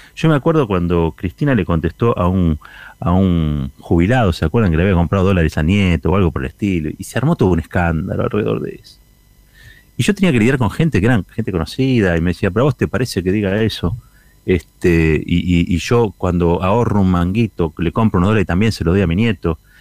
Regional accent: Argentina; como argentino

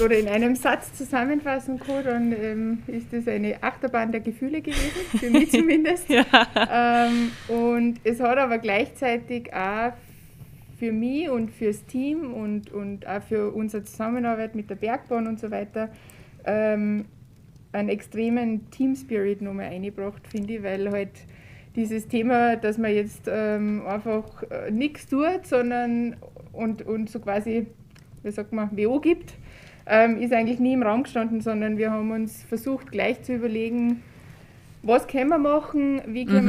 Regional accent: Saalfelden, Salzburg, Austria; gebürtig aus Saalfelden

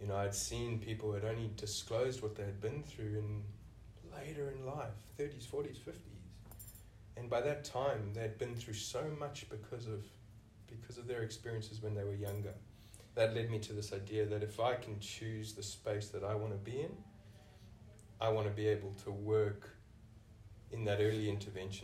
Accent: South Africa; moved away as an adult; now in Australia; you can hear from the accent, I'm originally from South Africa.

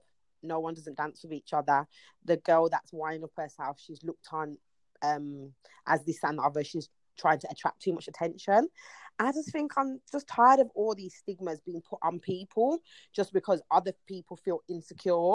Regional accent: Birmingham, West Midlands, United Kingdom; We used to have the Birmingham Carnival, which was the thing that we saw, we went to, and then growing up, I wanted to be involved

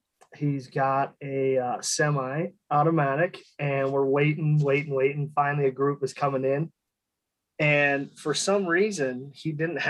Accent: Minnesota, United States; now in Denver, United States; Currently out of Denver, and I grew up in Minnesota

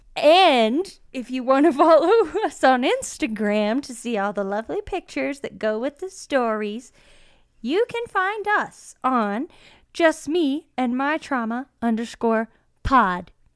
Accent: Georgia, United States; I'm from Georgia

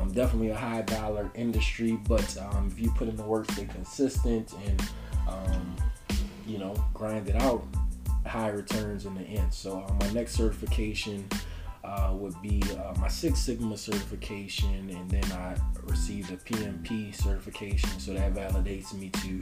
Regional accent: New Orleans, Louisiana, United States; also born or lived in San Antonio, Texas; I'm a native of New Orleans. I grew up in New Orleans East

